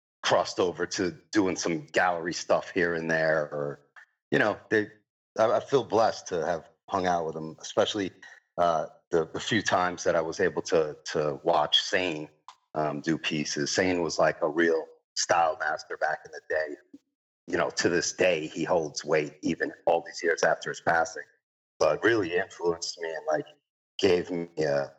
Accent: New York City, New York, United States; I'm an artist from Queens, New York, born and raised

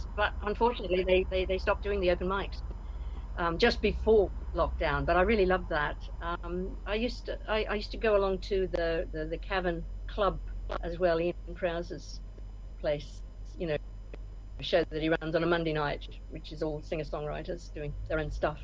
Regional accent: Australia; moved away as an adult; also born or lived in Scotland / Nigeria; now in Liverpool, United Kingdom; born and bred in Australia, came over to the UK in my early 20s

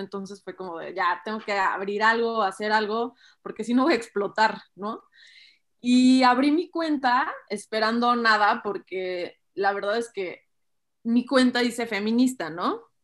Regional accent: Mexico; como sociedad mexicana

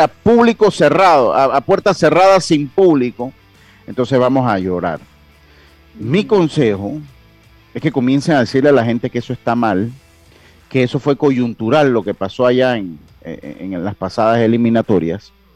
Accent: Panama; nosotros como panameños

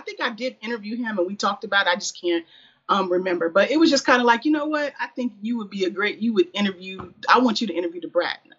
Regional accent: Springfield, Illinois, United States; I'm from Springfield, Illinois

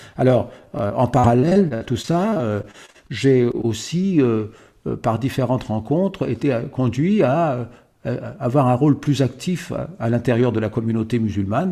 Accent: Paris, Île-de-France, France; je suis né à Paris. je suis né à Paris

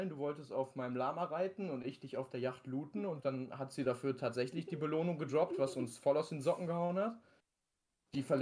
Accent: North Rhine-Westphalia, Germany; Wir kommen aus NRW, arbeiten beide auch noch nebenbei im Büro.

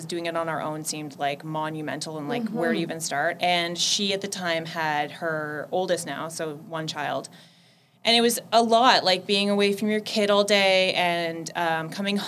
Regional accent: Petrolia, Ontario, Canada; I was born in a little town called Petrolia, which is 20 minutes outside of Sarnia

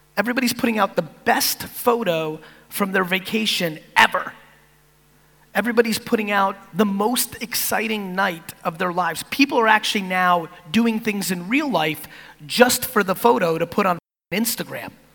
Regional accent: East Coast of America, United States; also born or lived in Soviet Union; as an immigrant, from the Soviet Union growing up on the East Coast of America

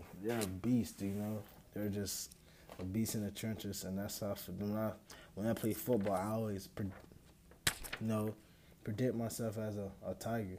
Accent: Pahokee, Florida, United States; growing up in Pahokee

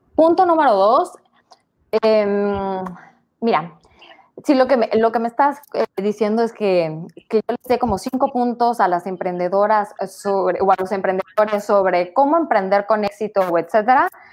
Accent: Tabasco, Mexico; now in Mérida, Mexico; de Tabasco, vivo hace 20 años en Mérida

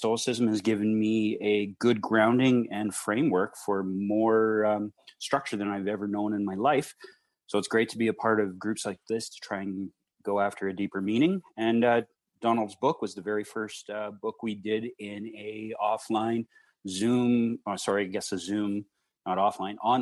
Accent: Edmonton, Alberta, Canada; I'm from Edmonton, Alberta

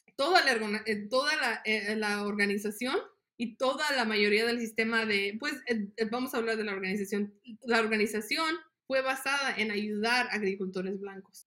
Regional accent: Las Jícamas, Guanajuato, Mexico; now in United States; yo nací en México, en un ranchito que se llama Las Jicamas, en el estado de Guanajuato. Inmigré con mi familia en el 94

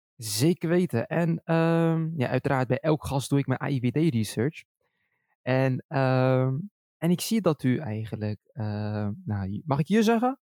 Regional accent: Schiedam, South Holland, Netherlands; now in Rotterdam, Netherlands; ik zelf een Schiedammer ben, geboren en getogen in Schiedam.

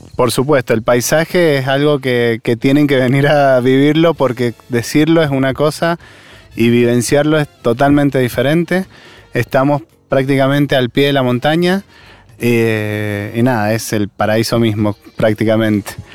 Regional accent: Mendoza, Argentina; lo que somos como mendocinos

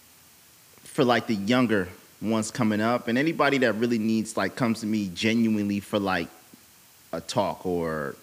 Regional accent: San Francisco, California, United States; I grew up in the Mo

